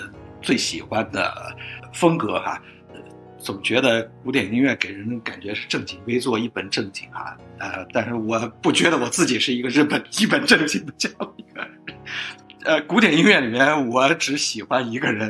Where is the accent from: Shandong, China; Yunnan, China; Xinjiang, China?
Xinjiang, China; moved away as an adult; also born or lived in Beijing; 我出生长大的地方呢，本身自带文艺细胞。那么在新疆这个地区本身来讲呢，呃，音乐和舞蹈是充斥着日常生活当中的。